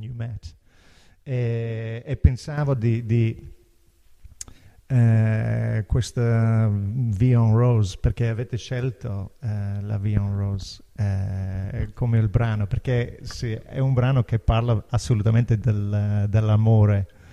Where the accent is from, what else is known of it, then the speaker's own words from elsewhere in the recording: Ireland; Italian is a second language; now in Italy; Irlanda, da dove vengo io